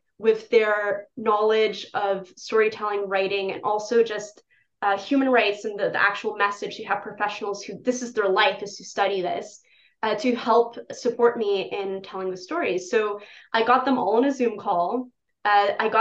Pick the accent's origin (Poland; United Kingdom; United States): Poland; moved away; In Poland, my home country